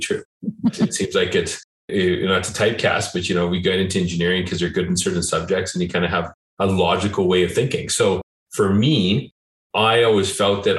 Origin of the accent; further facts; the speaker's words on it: Calgary, Alberta, Canada; I'm born and raised in Calgary